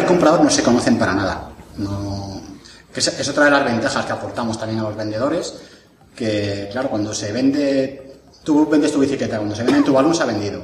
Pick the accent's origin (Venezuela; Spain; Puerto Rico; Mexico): Spain; Jaraíz de la Vera, Extremadura; also born or lived in Madrid (Laganzo); Pues yo soy de un pueblo de Extremadura que se llama Jaraíz de la Vera, donde tenemos el mejor pimentón del mundo, y de otro pueblo de Madrid que se llama Laganzo